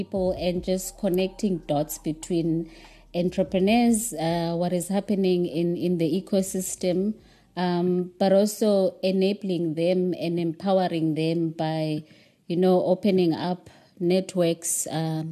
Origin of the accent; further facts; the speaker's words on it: Cape Town, Western Cape, South Africa; I grew up in a township, so I know what it means not to have access to what other people might have, and I know now how privileged I am to be able to access a lot of things that I didn't access as a young person growing up in Cape Town